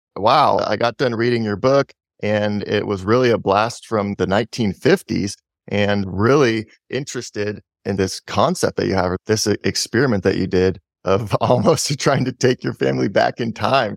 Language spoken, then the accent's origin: English; Portland, United States; I grew up in Portland where if it snows an inch, it's like the whole, everybody freaks out.